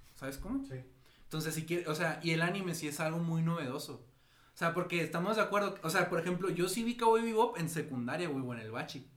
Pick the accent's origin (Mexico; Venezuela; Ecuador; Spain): Mexico; aquí en México, o sea, pues en México, porque somos de México